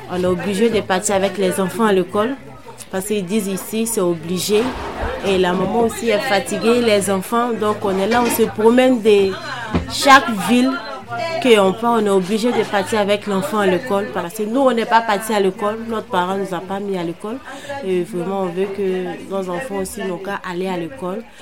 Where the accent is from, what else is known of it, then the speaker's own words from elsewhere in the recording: Côte d’Ivoire; now in Montreuil, France; je suis ivoirienne.